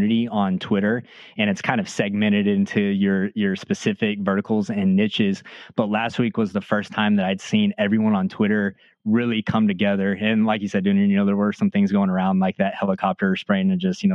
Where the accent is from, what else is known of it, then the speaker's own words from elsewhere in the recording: Midland, Texas, United States; I grew up in Midland, Texas, in West Texas